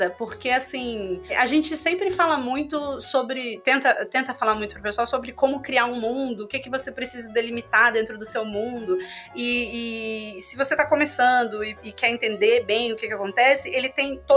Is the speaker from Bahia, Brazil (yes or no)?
no; Rio de Janeiro, Brazil; É, eu sou carioca